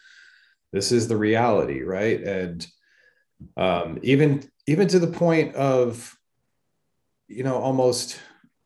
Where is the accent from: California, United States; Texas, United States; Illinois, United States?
California, United States; Northern; also born or lived in Stockton, California; I'm from Northern California. And so I lived in the valley, and when I was a place called Stockton for a while, and then we moved up to the mountains